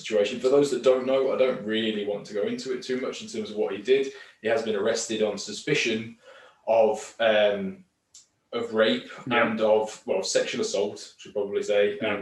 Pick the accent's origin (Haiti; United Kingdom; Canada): United Kingdom; England; As an Englishman